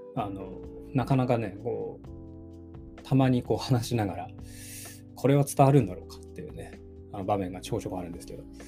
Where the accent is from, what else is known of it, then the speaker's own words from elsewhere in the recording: Sapporo, Hokkaido, Japan; now in Tokyo, Japan; 地元札幌でのライブ